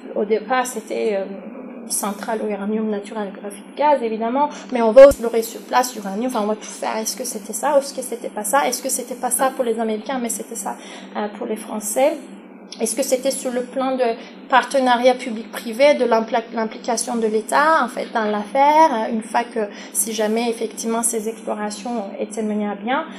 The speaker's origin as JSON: {"language": "French", "country": "Turkey", "moved": "yes", "lives_now": "France", "said": "pour la Turquie qui est mon pays d'origine"}